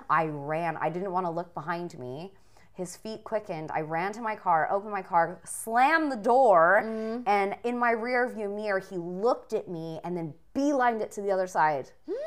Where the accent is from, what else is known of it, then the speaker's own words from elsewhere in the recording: Riverside, California, United States; the place I grew up in Riverside.